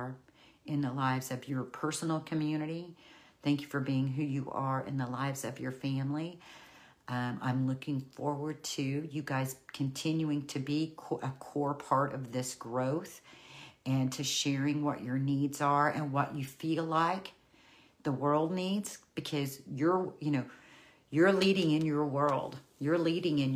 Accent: Oklahoma, United States; I'm from Oklahoma, the land of the long goodbye

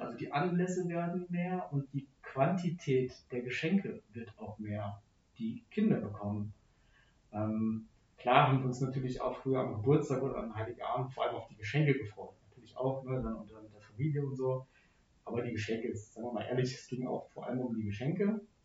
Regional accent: Frankfurt area, Hesse, Germany; Ich bin dann nicht in Frankfurt groß geworden, sondern äh, im, im, Umland

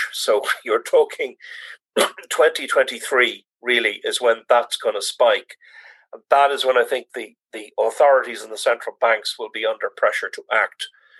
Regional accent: Ireland; as an Irish economist

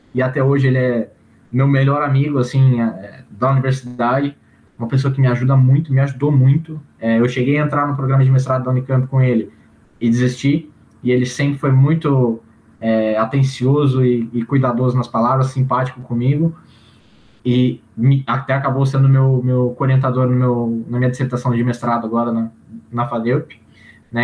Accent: Campinas, São Paulo, Brazil; sou de Campinas

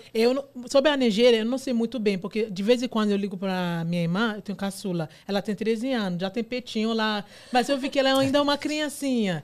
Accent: Nigeria; Portuguese is a second language; now in São Paulo, Brazil; Eu sou então. nigeriana

